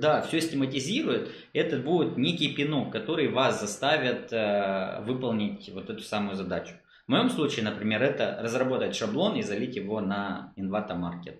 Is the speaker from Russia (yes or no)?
no; Moldova; я из Молдавии, у нас рынок не очень таки большой